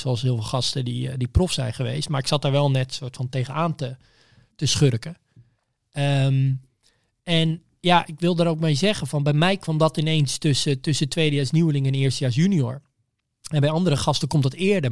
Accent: Bunschoten, Utrecht, Netherlands; Ik kom uit Bunschoten, maar ik zat op school in Amersfoort

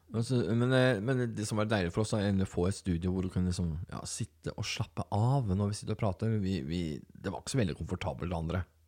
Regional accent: Telemark, Norway; Jeg kommer fra Telemark og har den bakgrunnen

